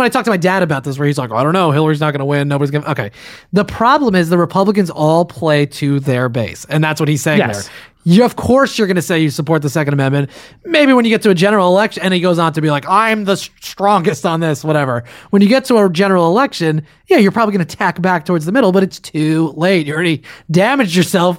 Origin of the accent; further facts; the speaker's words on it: New Jersey, United States; now in New York, United States; I'm from New Jersey. I live in New York